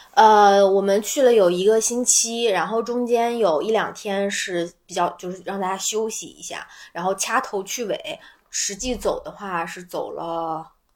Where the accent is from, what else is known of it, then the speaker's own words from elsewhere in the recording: northern China, China; 我跟老柴都是北方人